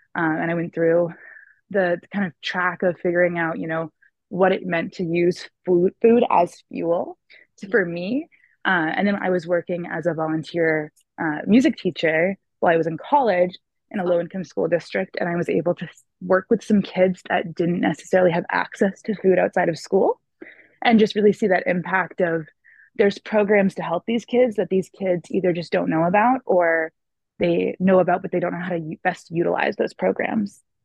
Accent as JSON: {"language": "English", "town": "Bangor", "region": "Maine", "country": "United States", "tie": "born or raised there", "said": "I am actually born and raised here in the little town of Bangor, Maine"}